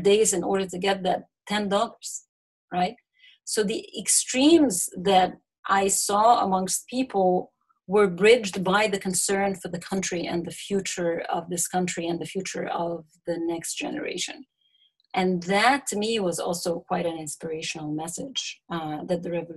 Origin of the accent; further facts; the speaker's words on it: Egypt; growing up in Egypt, you know, it's easy to find yourself in a class bubble